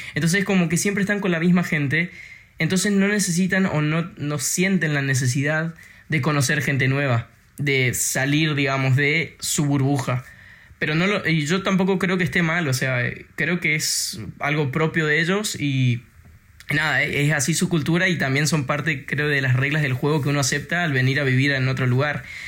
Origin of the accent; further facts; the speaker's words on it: Argentina; now in Denmark; yo soy argentino